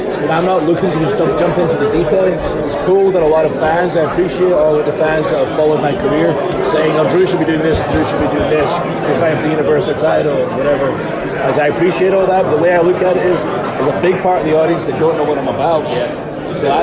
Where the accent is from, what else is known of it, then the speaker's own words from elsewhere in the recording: Scotland, United Kingdom; moved away as an adult; I'm from Scotland